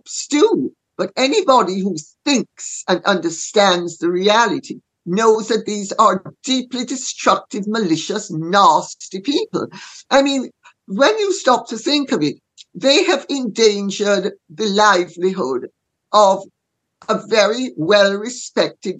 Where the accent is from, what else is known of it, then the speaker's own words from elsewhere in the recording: Jamaica; I'm Jamaican